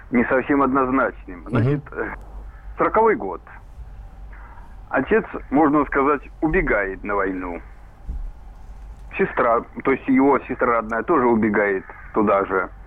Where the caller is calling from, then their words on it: Tver, Tver Oblast, Russia; Здравствуйте, ребята. Я из Твери.